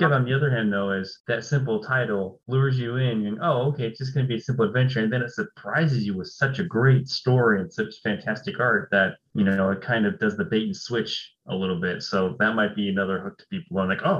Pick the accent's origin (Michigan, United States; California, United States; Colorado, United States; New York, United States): California, United States; Growing up in California, that was me going to the beach.